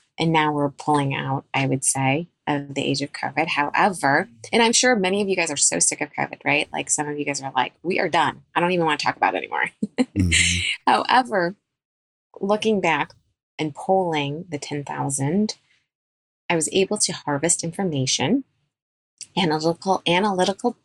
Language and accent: English; Chicago, Illinois, United States; I am a pediatric dentist born and raised in Chicago